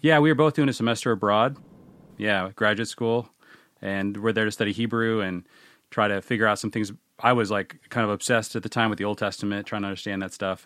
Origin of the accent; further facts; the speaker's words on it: Seattle, Washington, United States; I grew up in the Seattle area